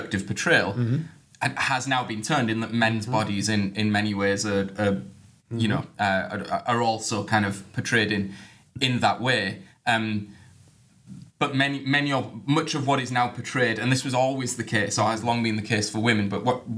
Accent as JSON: {"language": "English", "country": "United Kingdom", "said": "I'm British"}